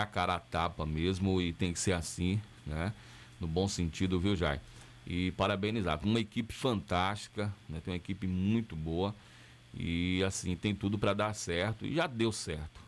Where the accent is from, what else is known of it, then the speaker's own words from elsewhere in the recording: Camacan, Bahia, Brazil; moved away; minha cidade natal, cidade que eu tenho um carinho muito grande